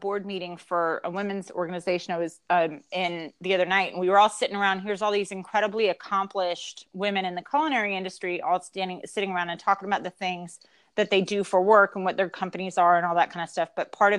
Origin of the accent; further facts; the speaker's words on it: the South, United States; And we're from the South, so we do say yes, ma'am, and yes, sir.